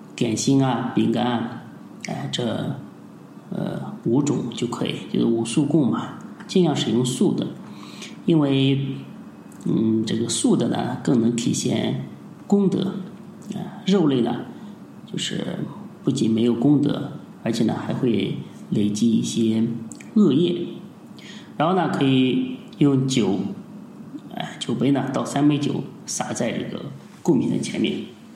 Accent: China; 我们中国人

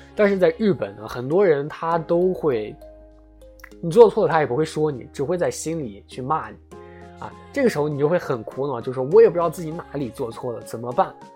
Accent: China; 我们中国人拥有的一些东西

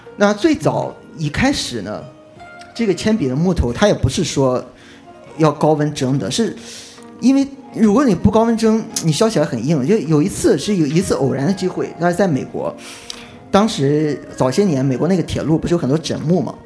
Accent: Qingdao, Shandong, China; 因为，因为我是青岛人

